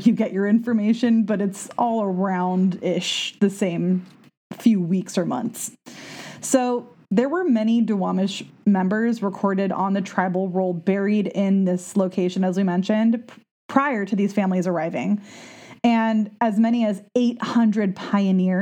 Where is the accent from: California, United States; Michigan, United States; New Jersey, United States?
California, United States; Southern; now in Pacific Northwest, United States; I'm from Southern California